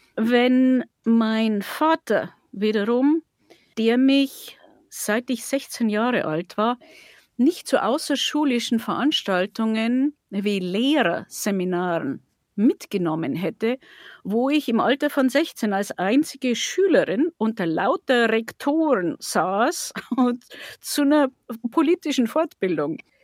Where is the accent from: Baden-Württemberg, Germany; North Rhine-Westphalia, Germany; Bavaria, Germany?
Bavaria, Germany; Passau; in meiner Heimatstadt